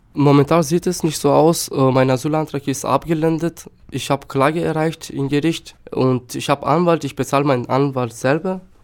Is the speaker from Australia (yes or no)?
no; Štip, North Macedonia; first language Turkish; German is a second language; moved away as an adult; also born or lived in Germany; now in Chemnitz, Germany; Ich bin in Mazedonien geboren, in einem kleinen Stadt Stipp.